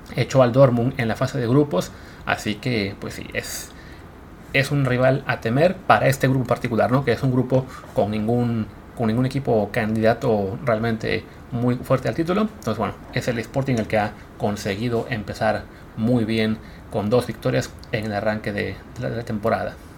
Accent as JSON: {"language": "Spanish", "country": "Mexico", "said": "como mexicanos"}